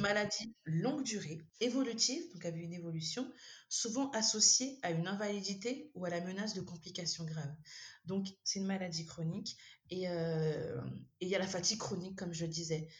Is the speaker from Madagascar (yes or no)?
yes; Madagascar; je suis malgache, donc africaine